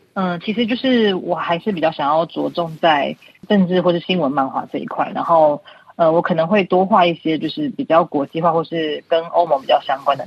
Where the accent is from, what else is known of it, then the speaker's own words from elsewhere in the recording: Taiwan; moved away as an adult; now in Paris, France; 因为毕竟我是台湾人